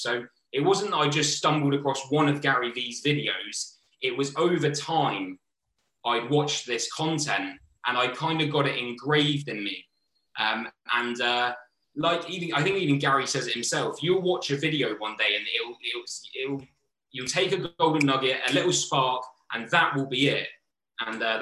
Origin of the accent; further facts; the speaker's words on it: Southampton, South East England, United Kingdom; also born or lived in London; I'm going back to Southampton.